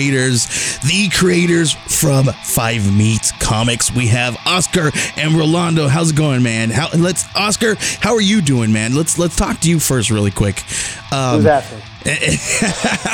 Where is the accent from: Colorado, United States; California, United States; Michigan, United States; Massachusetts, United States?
California, United States; moved away; also born or lived in Arizona; Latino and growing up in California and then moving out to Arizona